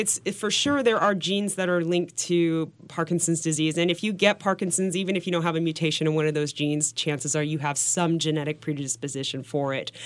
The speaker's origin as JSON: {"language": "English", "town": "Portland", "region": "Oregon", "country": "United States", "also_born_or_lived": "New York City", "moved": "yes", "said": "I was from Portland, Oregon, so I was the pers-, one person in this office in New York City"}